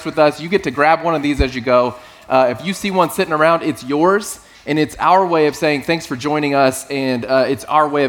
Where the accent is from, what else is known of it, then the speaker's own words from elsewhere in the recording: South Texas, United States; moved away; I grew up in South Texas